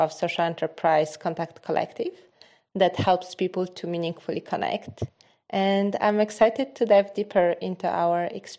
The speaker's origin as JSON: {"language": "English", "country": "Poland", "tie": "born or raised there", "moved": "as an adult", "lives_now": "Hamburg, Germany", "said": "born and raised in Poland, currently living in Hamburg, Germany, but in the heart a citizen of the world."}